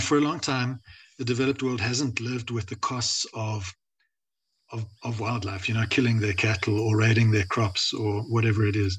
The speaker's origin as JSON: {"language": "English", "country": "South Africa", "said": "I, am South African"}